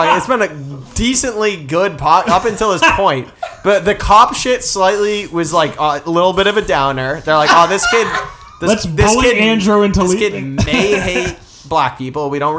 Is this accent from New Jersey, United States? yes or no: no; Peabody, Massachusetts, United States; So I'm from Boston area. I grew up just north of Boston.